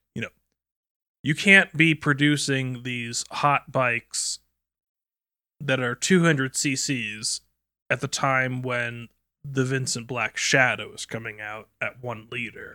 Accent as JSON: {"language": "English", "country": "United Kingdom", "said": "as British citizens"}